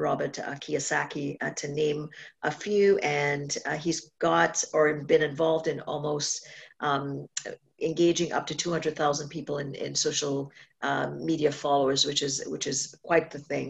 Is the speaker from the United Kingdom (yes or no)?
no; Trinidad & Tobago; accent: Caribbean; moved away; I was born in Trinidad and Tobago